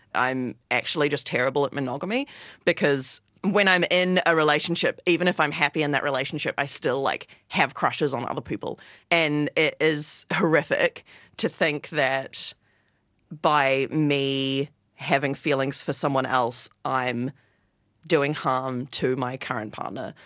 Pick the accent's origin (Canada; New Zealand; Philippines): New Zealand; Wellington; moved away as an adult; now in Melbourne, Australia; I live in Melbourne. I've lived here for about a year, and I'm from Wellington, New Zealand.